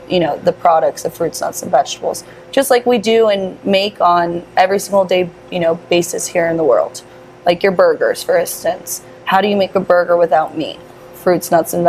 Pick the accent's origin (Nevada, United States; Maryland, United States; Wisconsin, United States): Nevada, United States; Las Vegas; born and raised